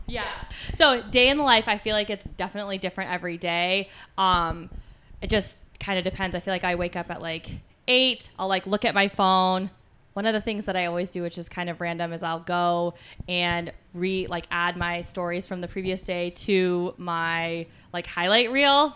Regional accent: Colorado, United States; moved away as an adult; also born or lived in Philadelphia, Pennsylvania / Kalamazoo, Michigan; I grew up in Colorado.

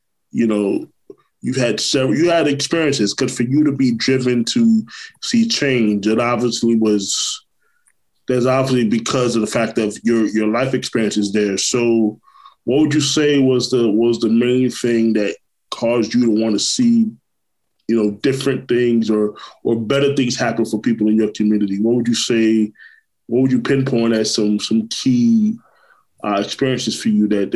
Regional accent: Orlando, Florida, United States; also born or lived in Brooklyn, New York; I'm originally from Brooklyn, New York, but natively, but I grew up in Orlando, Florida. That's where I'm from. You know, I've been here 28 years

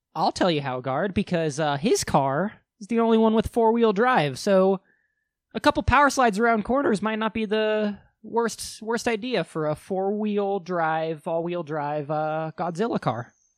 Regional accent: United States

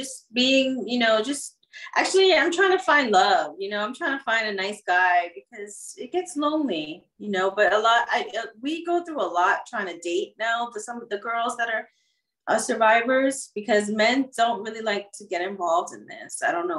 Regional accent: Puerto Rico; And I'm from Puerto Rico, my family's from Puerto Rico

